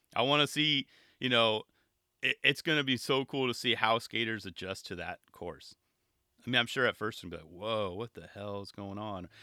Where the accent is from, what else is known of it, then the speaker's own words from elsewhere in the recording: California, United States; my home state of California